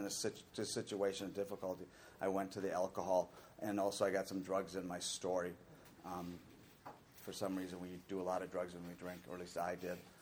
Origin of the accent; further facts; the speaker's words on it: Minnesota, United States; I was born in Minnesota in a really good, loving family